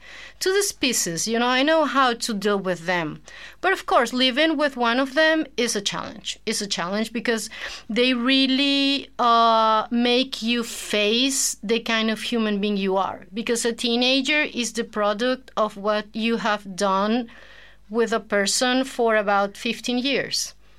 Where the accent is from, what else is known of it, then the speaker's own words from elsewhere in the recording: Caracas, Capital District, Venezuela; English is a second language; moved away as an adult; now in Jeju, South Korea; I come from Caracas, Venezuela. Mm-hmm. That's in South America. I'm 40 years old.